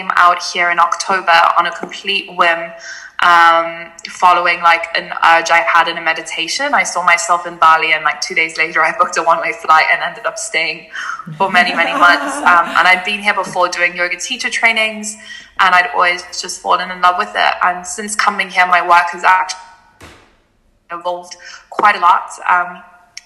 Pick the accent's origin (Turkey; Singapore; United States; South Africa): South Africa; Cape Town, Western Cape; also born or lived in Germany; I was born in Germany, but I moved to South Africa, to Cape Town, when I was 3 years old and grew up there for most of my life